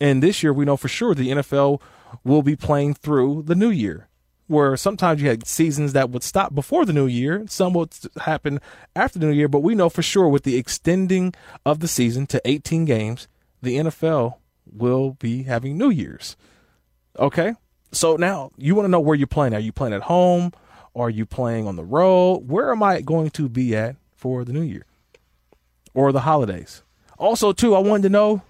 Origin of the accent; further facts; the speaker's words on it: California, United States; a California guy, born and raised in California